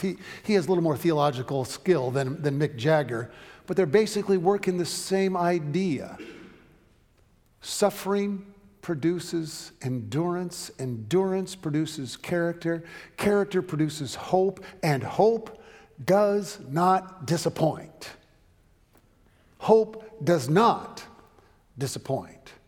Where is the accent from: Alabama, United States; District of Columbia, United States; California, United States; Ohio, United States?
California, United States; Southern; when I was growing up in Southern California